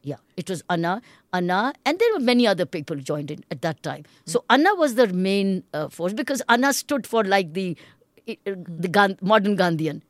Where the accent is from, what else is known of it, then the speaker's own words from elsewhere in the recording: India; as an Indian